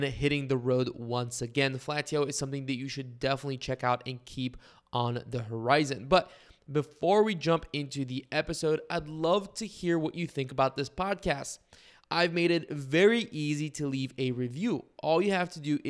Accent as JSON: {"language": "English", "country": "Bulgaria", "tie": "born or raised there", "moved": "yes", "lives_now": "United States", "said": "growing up in Bulgaria, I always knew the Czech Republic as Czechia, and then I moved to the United States"}